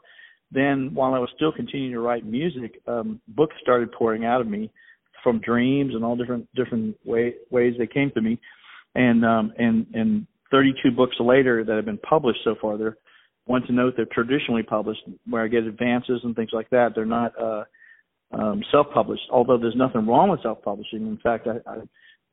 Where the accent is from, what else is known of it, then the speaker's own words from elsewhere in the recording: Richmond, Virginia, United States; I was born in Richmond, Virginia